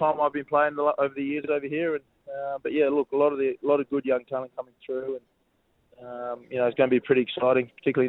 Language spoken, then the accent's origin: English; Brisbane, Queensland, Australia; moved away as an adult; now in Sydney, Australia; I came down to Sydney from Brisbane as a young 20-year-old trying to crack it, and managed to get my first gig and didn't get any game time, so I went abroad.